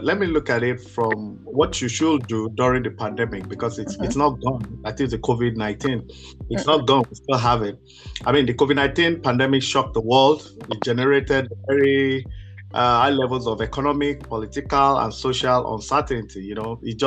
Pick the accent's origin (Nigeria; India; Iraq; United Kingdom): Nigeria; moved away; I'm Nigerian by birth